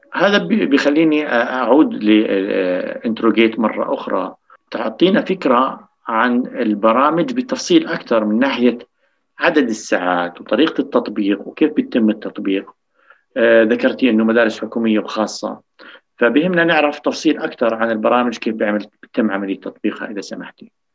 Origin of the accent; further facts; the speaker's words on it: Jordan; عندنا بالاردن